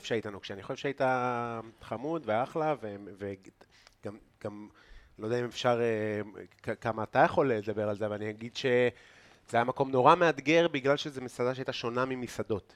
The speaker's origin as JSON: {"language": "Hebrew", "town": "Afula", "region": "Northern District", "country": "Israel", "said": "אני מעפולה, אז אנחנו באמת מגיעים כאילו מאותו אזור בארץ, כן. אנחנו מעמק יזרעאל"}